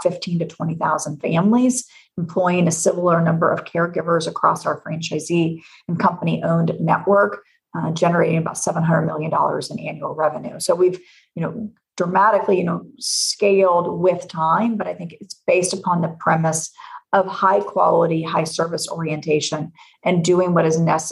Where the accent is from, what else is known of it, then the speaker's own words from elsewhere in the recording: Knoxville, Tennessee, United States; now in Illinois, United States; I'm born and bred in Knoxville, Tennessee. So I'm a Southern gal who is transplanted to Illinois